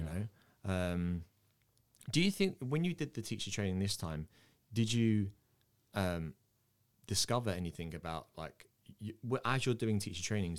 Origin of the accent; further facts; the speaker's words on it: England, United Kingdom; accent: English; I was born in England. I have an English accent, but my mum and dad are Irish